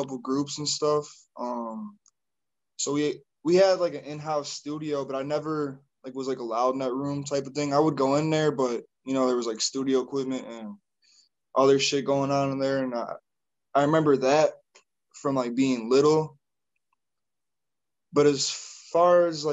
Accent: Wisconsin, United States; I'm from Wisconsin.

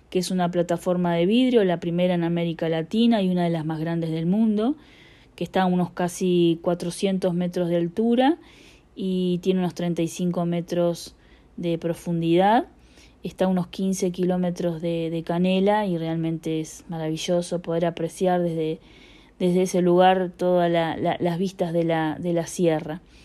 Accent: Punta del Este, Maldonado, Uruguay; soy de Uruguay, específicamente de Punta del Este

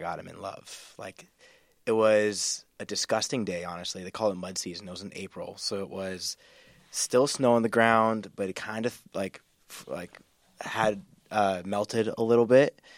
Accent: North Carolina, United States; moved away as an adult; also born or lived in Wisconsin / Washington, D.C. / Vermont / Seattle; grew up in North Carolina

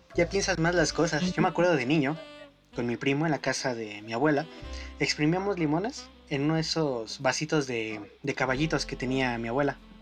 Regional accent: Mexico; yo soy el único que no, no queda como mexicano

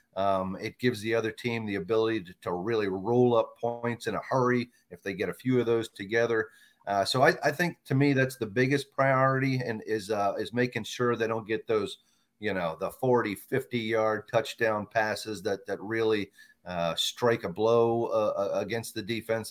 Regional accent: Washington, District of Columbia, United States; I grew up in Washington, D C

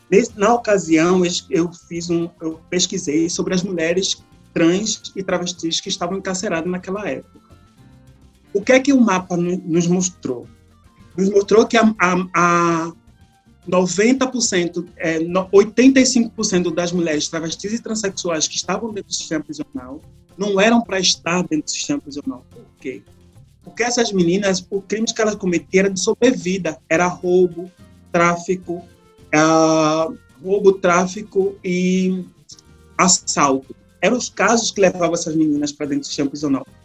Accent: Brazil; now in Canada; eu saí em 2017 do Brasil, ou seja, é, em julho, 30 de julho do, do mês passado, eu fiz quatro anos vivendo aqui no Canadá

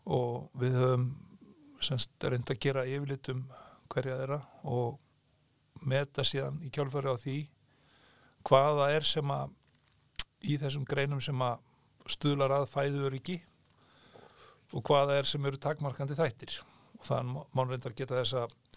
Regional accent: Heiðarbær, South Iceland, Iceland; ég er fættur uppalinn í Sveit og býð en þá á saman stað og ég er alveg upp á Heiðabæ í Þingalusveit

